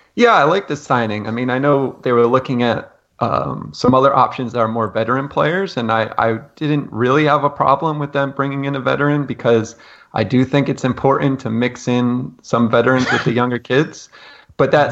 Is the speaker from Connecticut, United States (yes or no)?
yes; Connecticut, United States; I'm from Connecticut, just outside of New York.